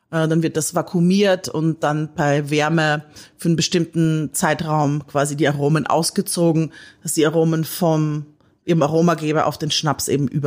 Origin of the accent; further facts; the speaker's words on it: Austria; Ich komme ja aus Österreich. Ich liebe österreichisches Essen.